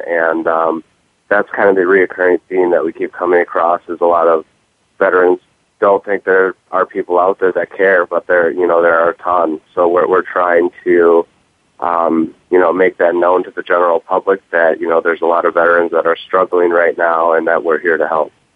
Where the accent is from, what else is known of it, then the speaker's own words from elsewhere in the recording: Milwaukee, Wisconsin, United States; back home in uh, Milwaukee